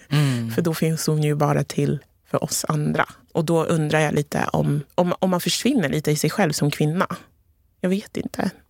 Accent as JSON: {"language": "Swedish", "country": "Togo", "lives_now": "Sweden", "said": "Från Ghana, jag är från Togo så det är ganska liknande kulturer."}